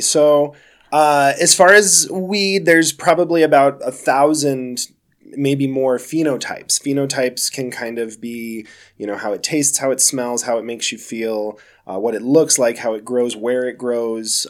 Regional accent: Denver, Colorado, United States; I am a native, yeah, Sweet. born and raised here in Colorado

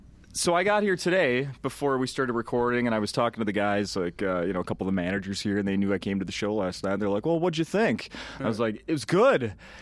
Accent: St. Paul, Minnesota, United States; I grew up in St. Paul, Minnesota. And I went to school where white was the minority. Like, elementary school through high school. White was the minority.

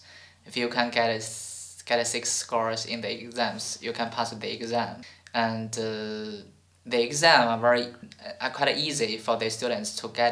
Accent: China; born or raised there; English is a second language

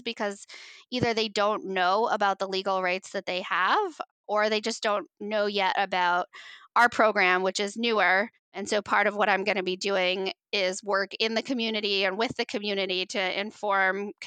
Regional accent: Upper Valley, New Hampshire, United States; moved away as an adult; it's here in New Hampshire and I grew up in the Upper Valley

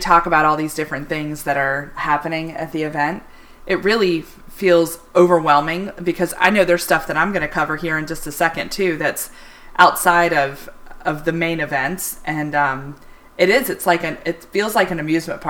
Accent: Charlotte, North Carolina, United States; growing up in Charlotte

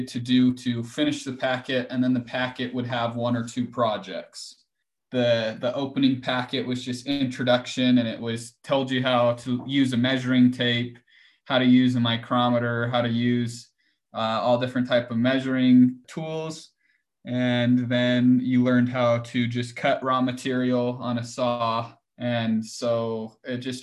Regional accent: Ogden, Utah, United States; I'm from Ogden, Utah.

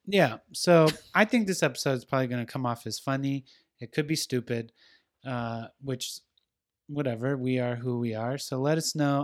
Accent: West Coast, United States; I'm from the West Coast

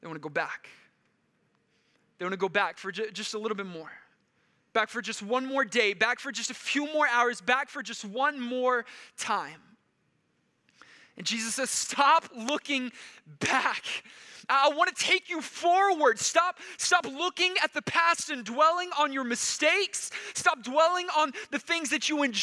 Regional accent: Texas, United States; moved away; I grew up in Texas, so I was captivated by Texas history

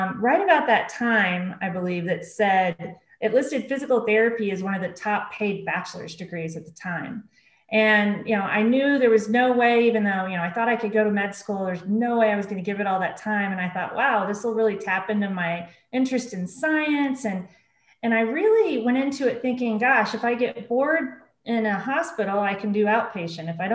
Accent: Oklahoma City, Oklahoma, United States; I grew up in Oklahoma City, grew up in a single parent home with one older brother

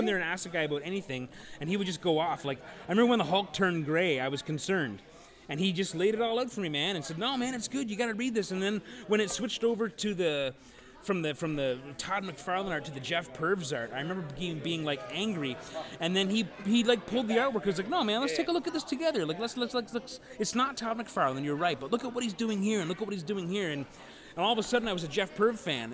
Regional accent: St. Catharines, Ontario, Canada; I grew up in St. Catharine, so like getting to Toronto was a big deal

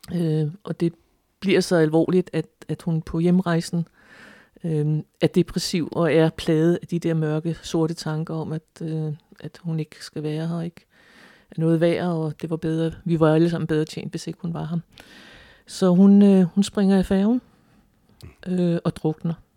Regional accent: Frederiksværk, Capital Region of Denmark, Denmark; born or raised there

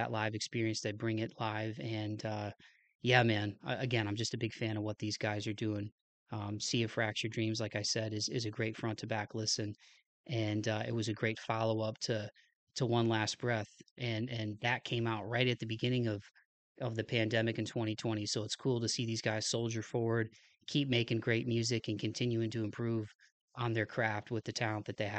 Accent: Toledo, Ohio, United States; my home state of Ohio as a Toledo native and an Ohio native

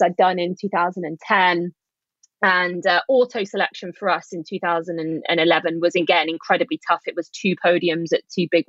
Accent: United Kingdom; also born or lived in Leeds / Bath; my home country

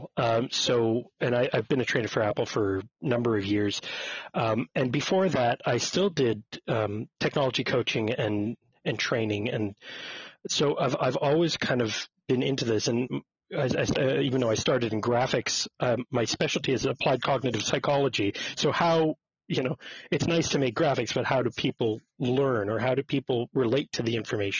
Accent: Montreal, Quebec, Canada; I was born and raised in Montreal, Quebec, Canada.

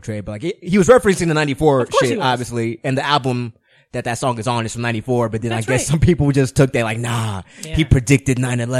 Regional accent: New York City, New York, United States; I'm from New York. Born and raised. Yeah, East New York, specifically.

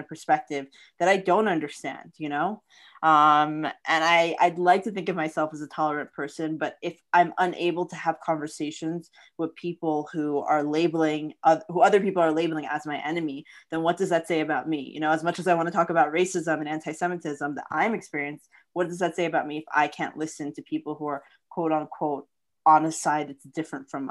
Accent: Florida, United States; growing up in Florida

